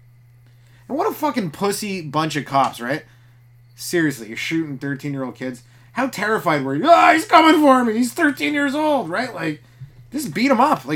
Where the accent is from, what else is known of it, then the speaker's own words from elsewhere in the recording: Canada; I'm from Canada